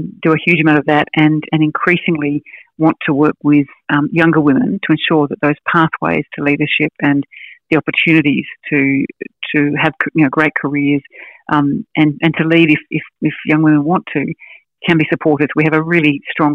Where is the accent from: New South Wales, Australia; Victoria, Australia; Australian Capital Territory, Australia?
Australian Capital Territory, Australia; Canberra; I'm from Canberra